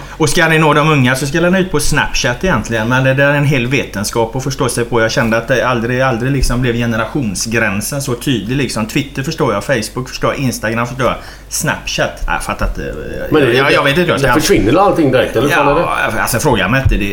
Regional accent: Jonsered, Västra Götaland, Sweden; så flyttade jag till Jonsered i Partille. Så att jag, är, jag brukar säga att jag är uppvuxen i Jonsered.

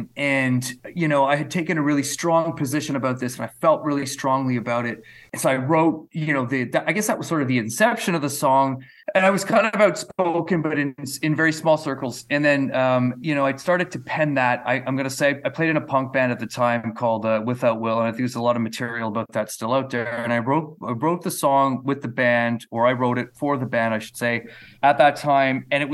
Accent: Canada; as a Canadian brought up in the 20th century, like all of that seemed like almost fictitious to me.

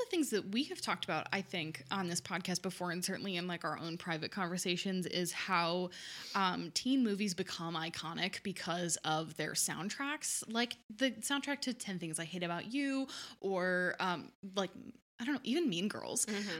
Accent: Maryland, United States; because I grew up in Montgomery County, Maryland, with a bunch of public transportation

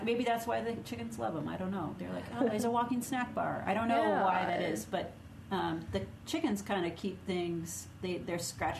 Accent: Minnesota, United States; accent: Minnesota; If you say it funny, just say it's my accent. That's a Minnesota accent.

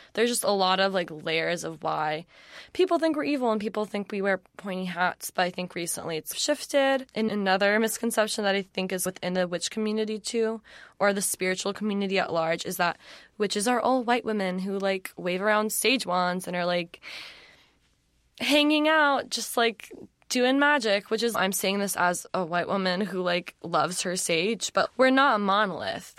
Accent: Atlanta, Georgia, United States; moved away as an adult; also born or lived in South Carolina; I grew up in Atlanta, in, outside of Atlanta, went to school in South Carolina

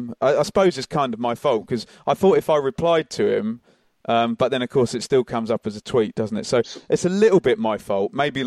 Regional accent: Suffolk, East of England, United Kingdom; I come from Suffolk.

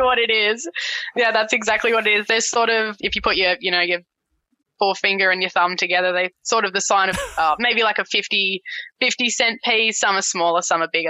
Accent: Tasmania, Australia; also born or lived in King Island; now in Brisbane, Australia; growing up in Tassie, being Tassie born and bred

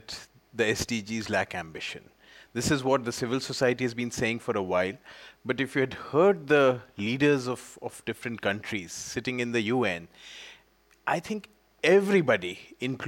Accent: India; an Indian citizen

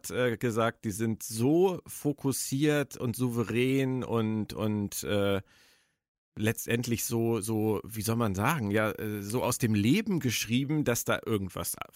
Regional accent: Berlin, Germany; Du bist in meiner alten Heimat Berlin gerade.

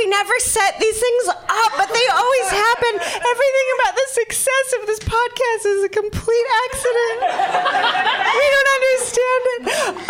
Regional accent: United Kingdom; I'm British.

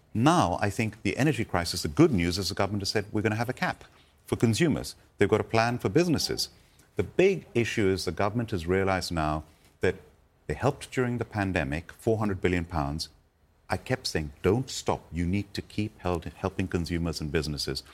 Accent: India; moved away; I was born and brought up in India

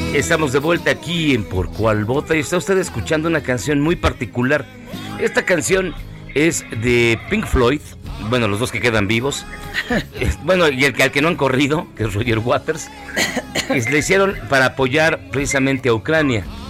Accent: Mexico; como muchos mexicanos

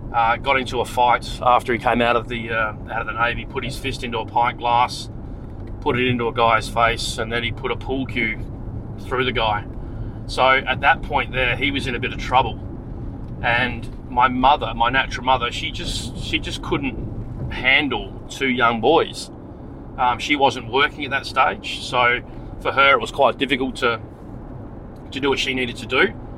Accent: Frankston, Victoria, Australia; It looks like I was born in Frankston, Victoria in 1971. And my brother was born in 73. So we grew up in Frankston.

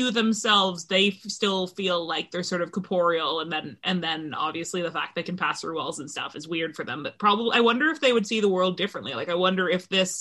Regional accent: Canada; accent: American; moved away as an adult; now in London, United Kingdom; I'm not, I'm Canadian

